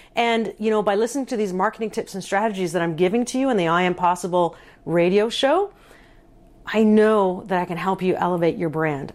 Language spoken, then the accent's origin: English; Canada; I am a Canadian